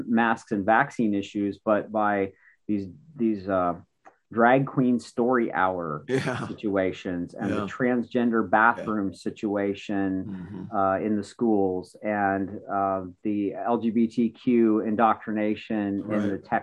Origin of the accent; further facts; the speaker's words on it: Western Maryland, United States; I grew up in Western Maryland